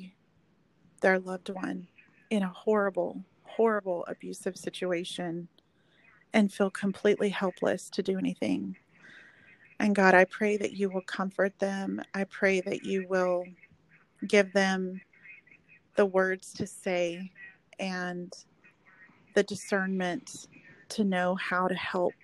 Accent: Oklahoma, United States; moved away as an adult; now in Texas, United States; I'm actually from Oklahoma originally, but I've lived here since college

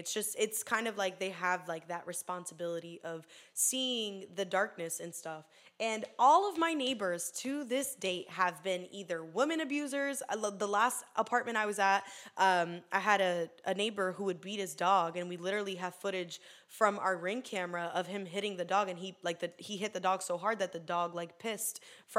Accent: Poinciana, Florida, United States; also born or lived in Puerto Rico; I was born in Puerto Rico. I came to Florida at turning 8. I lived in Poinciana for a year, and then I moved to like Hunter's Creek, and then from there we moved to back to Poinciana

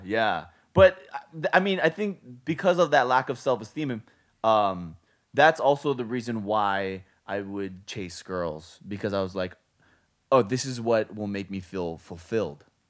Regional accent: Hawaii, United States; now in Las Vegas, United States; we're from Hawaii

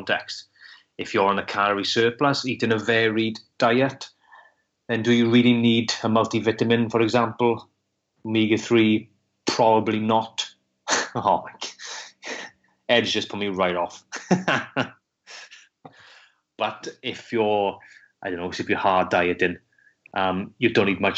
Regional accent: Welsh, Wales, United Kingdom; being Welsh

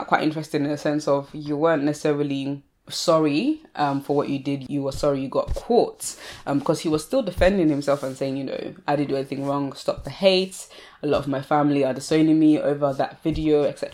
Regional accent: Sussex, South East England, United Kingdom; I grew up in Sussex

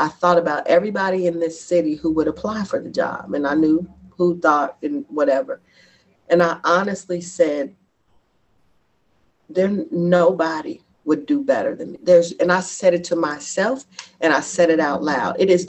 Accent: Bronx, New York, United States; And the thing is, I am from the Bronx and my family is there and I'm not.

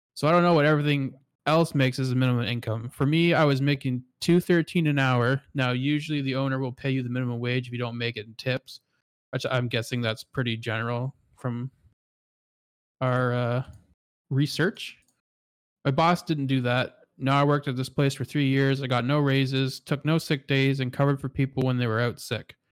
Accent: Canada; as a Canadian

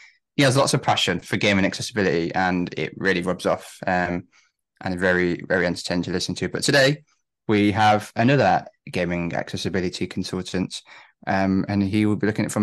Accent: Coventry, West Midlands, United Kingdom; growing up in Coventry myself

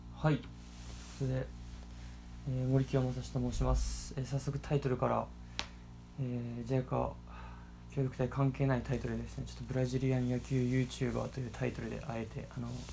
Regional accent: Okayama, Japan; moved away as an adult; also born or lived in Kanagawa / Brazil / Paraguay; now in Nagasaki, Japan; 出身は、えー、岡山県岡山市出身なので

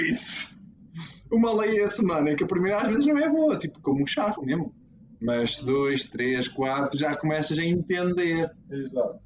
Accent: Portugal; somos portugueses

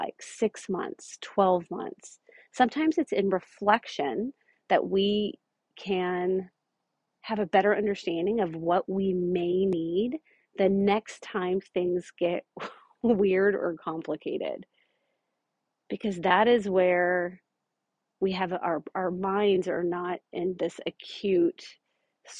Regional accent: Omaha, Nebraska, United States; my hometown of Omaha

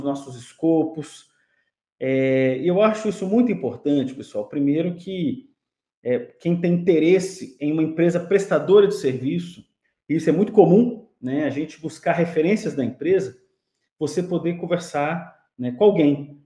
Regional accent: Brasília, Federal District, Brazil; eu sou de, eu sou de lá, né? eu sou natural de Brasília.

